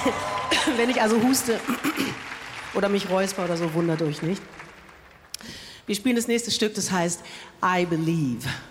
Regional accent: Berlin, Germany; Ich bin ja aus Berlin

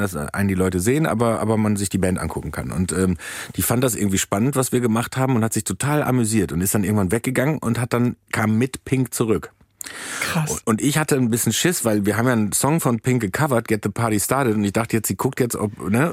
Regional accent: Soest, North Rhine-Westphalia, Germany; moved away; Soest ist quasi das Las Vegas von Deutschland, ja. direkt am Möhnesee

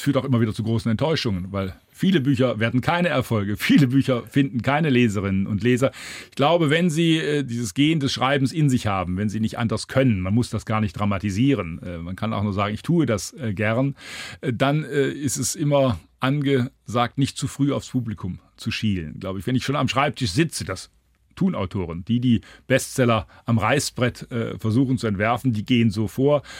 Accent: Heilbronn, Baden-Württemberg, Germany; moved away; in Heilbronn, meiner Heimatstadt

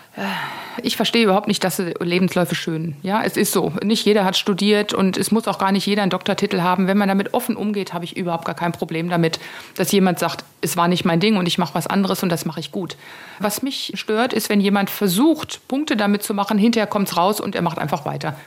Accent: Taunus, Hesse, Germany; ist der Taunus echt meine Heimat

